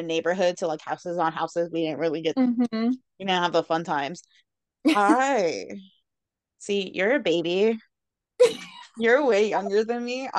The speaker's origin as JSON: {"language": "English", "region": "Maryland", "country": "United States", "said": "I am from Maryland."}